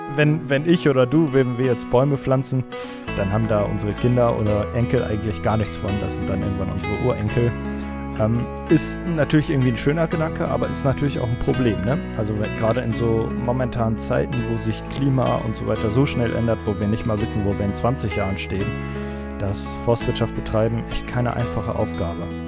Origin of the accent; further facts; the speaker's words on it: Essen, North Rhine-Westphalia, Germany; Ich komme aus Essen, aus dem Ruhrgebiet